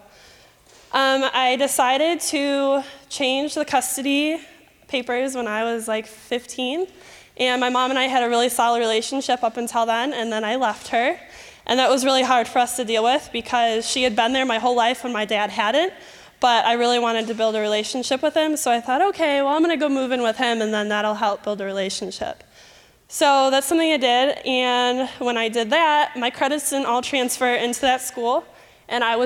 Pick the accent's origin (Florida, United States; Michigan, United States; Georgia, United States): Michigan, United States; accent: Michigan; moved away; if at any time you hear my Michigan accent, please ignore it. Okay, so I grew up in Michigan